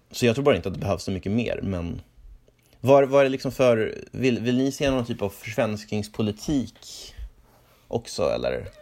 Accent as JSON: {"language": "Swedish", "region": "Norrland", "country": "Sweden", "tie": "born or raised there", "said": "jag växte upp i Norrland"}